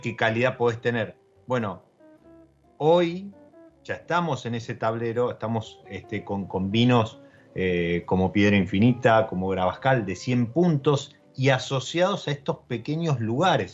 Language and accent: Spanish; Argentina; nuestro país